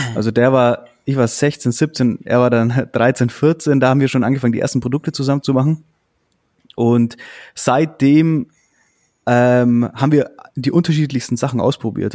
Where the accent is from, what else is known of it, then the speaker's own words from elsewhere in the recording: Augsburg, Bavaria, Germany; Wir kommen ja aus Augsburg.